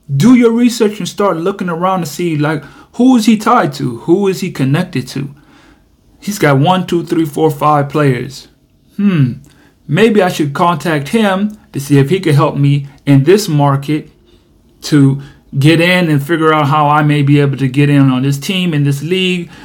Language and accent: English; United States; I'm from America